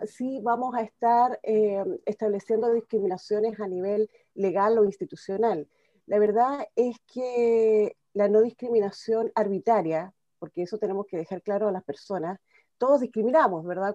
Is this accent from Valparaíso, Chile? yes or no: yes; Valparaíso, Chile; Soy una abogada independiente de derecha de Valparaíso